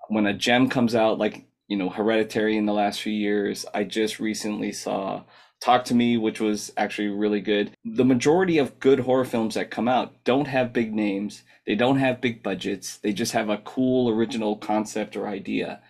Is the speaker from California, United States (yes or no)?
yes; Southern California, United States; growing up in Southern California